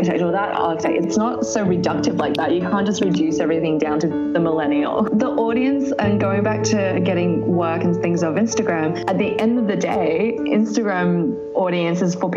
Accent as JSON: {"language": "English", "town": "Sydney", "region": "New South Wales", "country": "Australia", "tie": "born or raised there", "also_born_or_lived": "southern China", "said": "I actually grew up in Western Sydney, so which is interesting because I live in inner city now"}